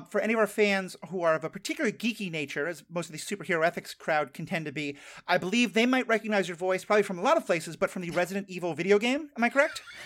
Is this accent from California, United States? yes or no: no; New York City, New York, United States; I grew up in New York City as the child of a Jewish father and a Jewish family.